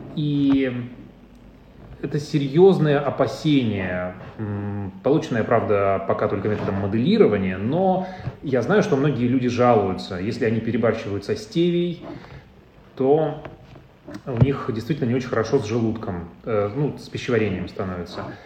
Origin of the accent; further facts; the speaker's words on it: Urals, Russia; now in Moscow, Russia; я, я с Урала